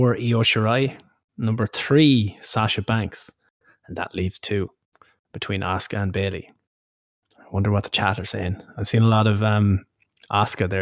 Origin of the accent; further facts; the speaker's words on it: Ireland; we're from Ireland